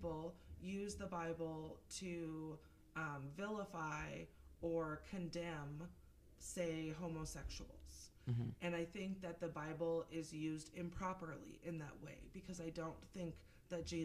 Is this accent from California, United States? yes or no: no; Seattle, Washington, United States; also born or lived in Eugene, Oregon; now in Kootenai County, Idaho, United States; I grew up in Seattle, and I also spent over 12 years in Eugene, Oregon